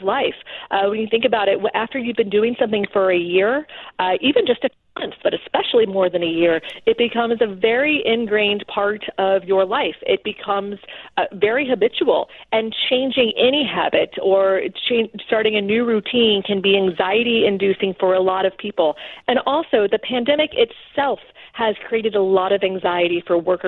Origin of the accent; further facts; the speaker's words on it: South Florida, United States; moved away as an adult; also born or lived in Houston, Texas; now in Washington, D.C., United States; I was born in Houston, Texas, grew up in South Florida